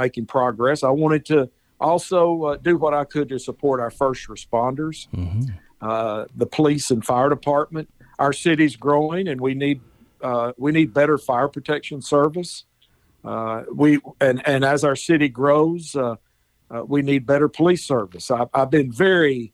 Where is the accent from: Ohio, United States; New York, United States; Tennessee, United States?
Tennessee, United States; Chattanooga; also born or lived in Nashville; now in Hendersonville, United States; We moved to Chattanooga when I was 9 years old. And I was raised in Chattanooga